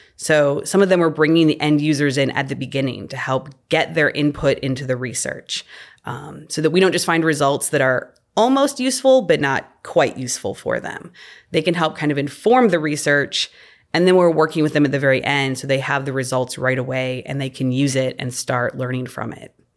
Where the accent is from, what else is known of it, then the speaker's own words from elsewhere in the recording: Illinois, United States; moved away as an adult; also born or lived in Missouri / Delaware; now in Louisiana, United States; growing up in Illinois